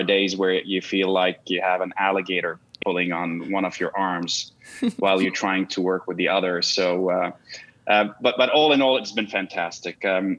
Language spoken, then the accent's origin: English; Canada; also born or lived in Russia; now in New York, United States; I'm a Canadian national of Lebanese origins and born in Russia and married to an American.